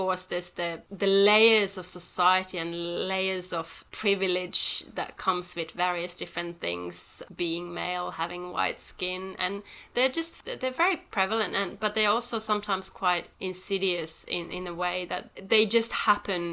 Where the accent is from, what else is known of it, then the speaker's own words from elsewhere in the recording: Helsinki, Uusimaa, Finland; moved away as an adult; also born or lived in Devon, England / London; now in Melbourne, Australia; I was brought up in Europe and then I've been here now for 13 years.